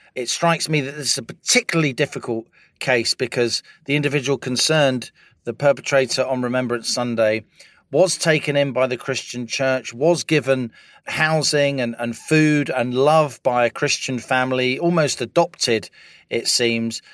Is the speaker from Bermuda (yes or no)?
no; Ireland; moved away; also born or lived in London; as an Irish person during the seventies and eighties